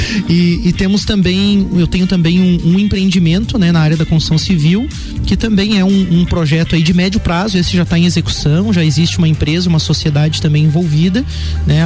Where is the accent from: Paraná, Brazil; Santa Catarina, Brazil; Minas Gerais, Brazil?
Santa Catarina, Brazil; Lages; also born or lived in Curitiba; Eu sou natural de Lages mesmo. É, apesar de que nasci aqui e meus pais retornaram a Curitiba, então bem pequeno, eu vivi a minha primeira infância, né, uhum. naquela cidade. Quando retornei a Lages, então, é, pequeno ainda